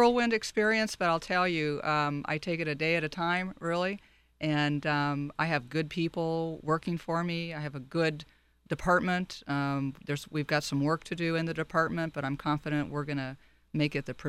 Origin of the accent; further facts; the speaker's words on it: Long Beach, California, United States; Well, I'm one of those rare native Californians. I was born in Monterey Park and raised primarily in Long Beach.